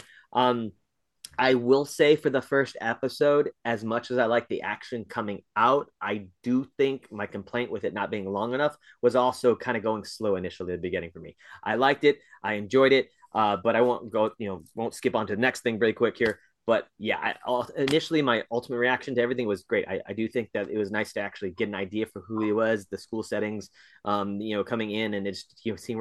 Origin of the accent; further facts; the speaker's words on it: United States; me as an American viewer of television